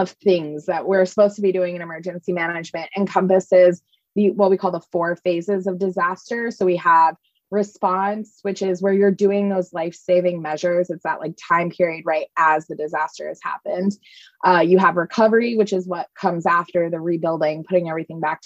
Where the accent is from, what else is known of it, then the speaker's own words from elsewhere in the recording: East Coast, United States; moved away as an adult; also born or lived in New Orleans; I grew up on the East Coast